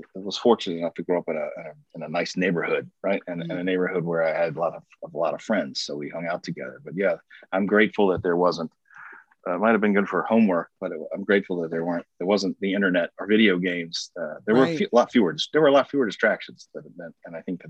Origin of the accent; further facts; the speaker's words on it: Chesterfield, Virginia, United States; also born or lived in Midlothian, Virginia; I grew up in Chesterfield, actually. So about 25 minutes from where I live now.